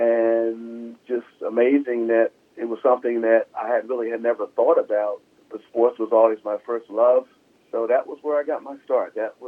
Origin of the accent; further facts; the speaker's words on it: Philadelphia, Pennsylvania, United States; I grew up in Philadelphia, Pennsylvania.